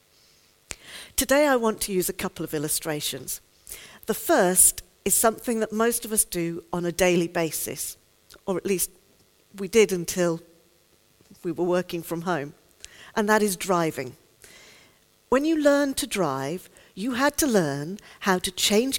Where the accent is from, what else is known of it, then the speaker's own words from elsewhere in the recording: United Kingdom; I'm a Brit